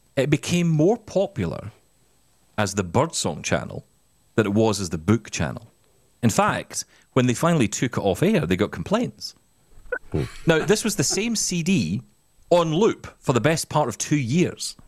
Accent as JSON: {"language": "English", "region": "Scotland", "country": "United Kingdom", "said": "I'm Scottish"}